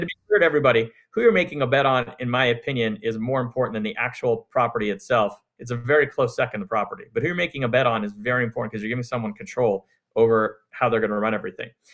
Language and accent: English; Montreal, Quebec, Canada; now in United States; I'm from Canada. I grew up in Montreal